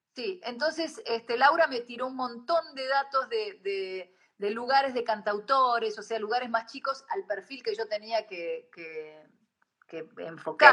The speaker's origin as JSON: {"language": "Spanish", "country": "Argentina", "said": "yo después cuando regresé a la Argentina"}